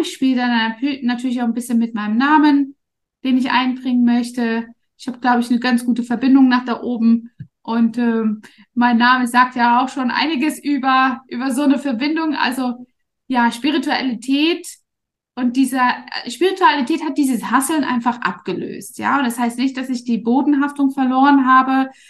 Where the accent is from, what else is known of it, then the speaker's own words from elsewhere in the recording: East Germany, Germany; moved away as an adult; now in Dubai, United Arab Emirates; ich bin ja in Ostdeutschland groß geworden